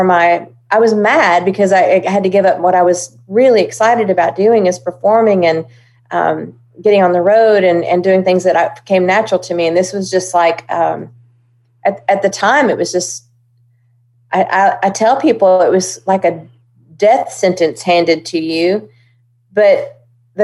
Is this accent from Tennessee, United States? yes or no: yes; Hendersonville, Tennessee, United States; also born or lived in Oklahoma; I was born in Oklahoma. My dad was …'s road manager. And when … decided to bring all of his organization over to Nashville, I was one of that convoy. And we landed in Hendersonville. And I began singing around Hendersonville